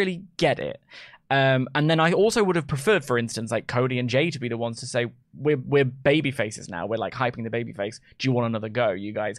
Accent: England, United Kingdom; I'm 30 and from England and white.

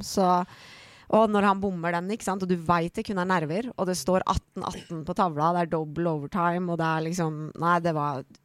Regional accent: Holmestrand, Vestfold, Norway; Norwegian is a second language; also born or lived in Iran / Mjøndalen; jeg kom til Norge fra Iran eh, da jeg var 10-11 år. Ja. Og da flytta jeg til et lite sted som heter Holmestrand

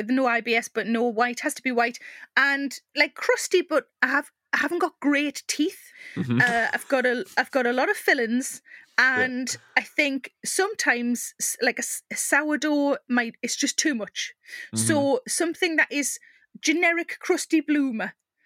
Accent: South Shields, North East England, United Kingdom; I'm from South Shields

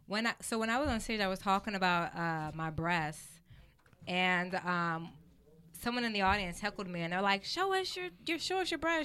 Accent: Los Angeles, California, United States; Born and raised in L.A., I grew up in South Central.

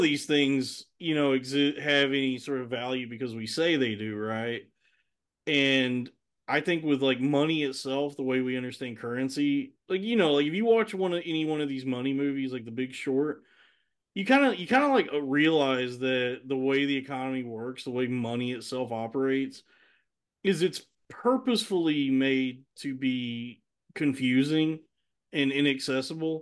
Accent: the South, United States; Growing up down south, Red Lobster was like the fanciest it got

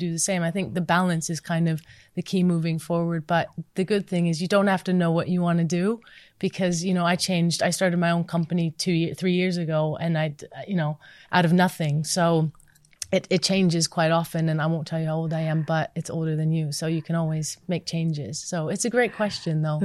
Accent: United States; moved away; growing up in the States

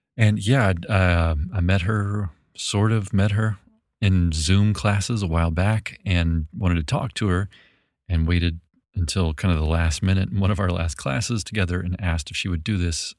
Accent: Memphis, Tennessee, United States; moved away; also born or lived in New Orleans, Louisiana; I'm from Memphis, Tennessee

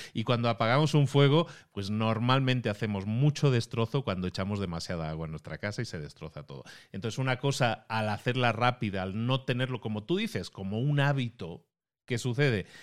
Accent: Barcelona, Catalonia, Spain; Barcelona, de donde yo soy

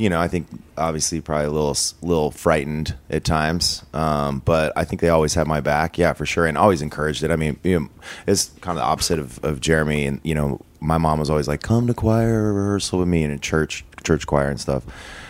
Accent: Las Vegas, Nevada, United States; born or raised there

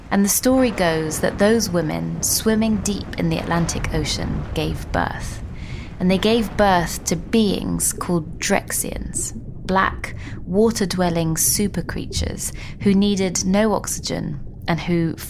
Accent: London, United Kingdom; I'm from London, not Bristol

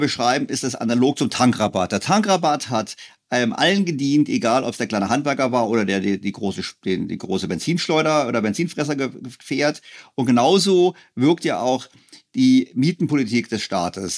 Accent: Berlin, Germany; als Berliner

